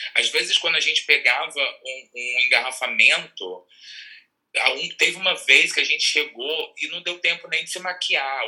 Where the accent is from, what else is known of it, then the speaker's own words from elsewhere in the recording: Rua do Gás, next to the Goytacaz field, Rio de Janeiro, Brazil; eu sou nascido e criado na Rua do Gás